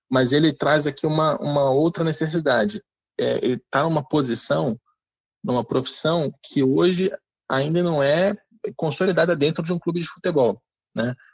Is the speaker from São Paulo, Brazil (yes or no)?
no; Rio de Janeiro, Brazil; sou do Rio